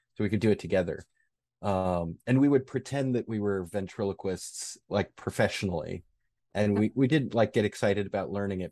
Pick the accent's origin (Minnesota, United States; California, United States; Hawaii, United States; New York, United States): New York, United States; Rochester; I grew up in Rochester, New York